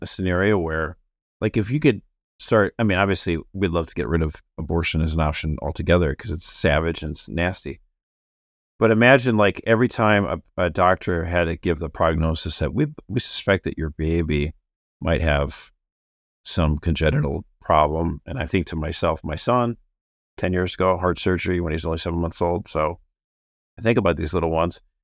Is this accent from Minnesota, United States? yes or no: yes; Minneapolis, Minnesota, United States; my hometown in Minneapolis